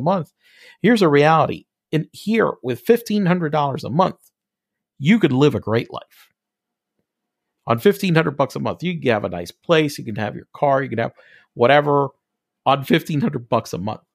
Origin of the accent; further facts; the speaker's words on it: Puerto Rico; I'm from Puerto Rico